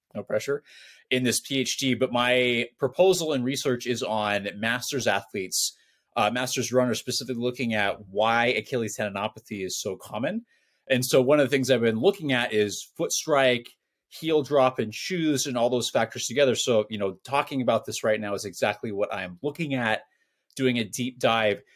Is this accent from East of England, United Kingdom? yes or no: no; Scotland, United Kingdom; I'm Scottish